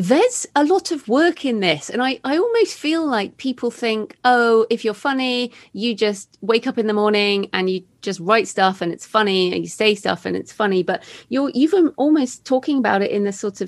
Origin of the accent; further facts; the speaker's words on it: United Kingdom; being British